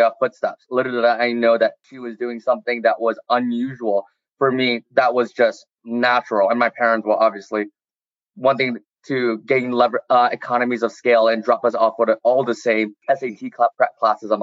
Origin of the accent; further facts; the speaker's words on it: Champaign, Illinois, United States; moved away; I'm from Champaign, Illinois, so the middle of nowhere, a little country bumpkin.